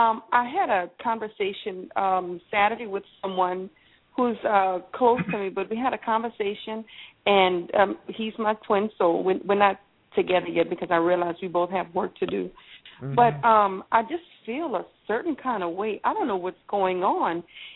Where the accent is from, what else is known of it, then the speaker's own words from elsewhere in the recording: Louisiana, United States; I'm from Louisiana.